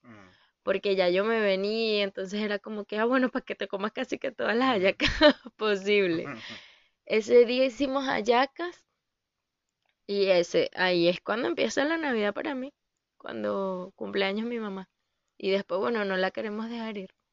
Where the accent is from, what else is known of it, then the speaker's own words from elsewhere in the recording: Venezuela; moved away as an adult; hasta que me vine de Venezuela